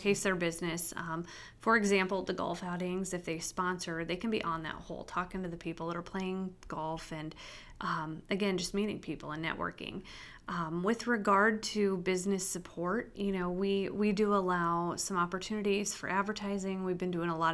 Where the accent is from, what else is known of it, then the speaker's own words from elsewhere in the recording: Spalding, Nebraska, United States; moved away as an adult; now in Carroll, United States; I grew up in Spalding, Nebraska, and it's really about 4 hours straight west of here on the edge of the Sandhills